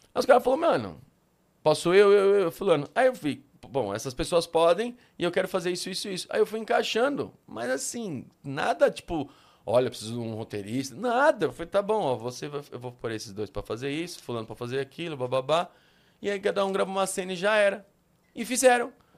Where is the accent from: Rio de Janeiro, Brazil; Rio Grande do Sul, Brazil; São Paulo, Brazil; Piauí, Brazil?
São Paulo, Brazil; eu sou da Moca desde nascença